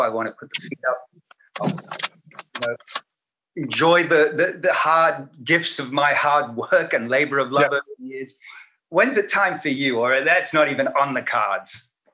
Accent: Australia; moved away; me growing up back home in Australia

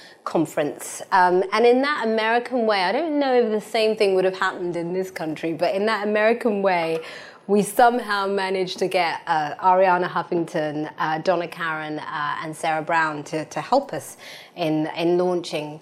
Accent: London, United Kingdom; I was born and raised in East London, but my parents are from Ghana

